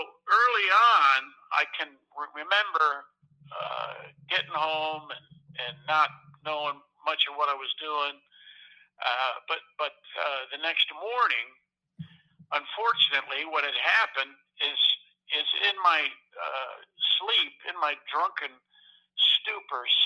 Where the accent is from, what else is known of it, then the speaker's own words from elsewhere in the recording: New York, United States; growing up in New York